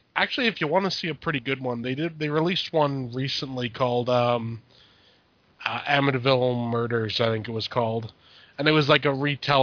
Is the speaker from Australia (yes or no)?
no; Canada; Now, I'm Canadian. I don't know much about the states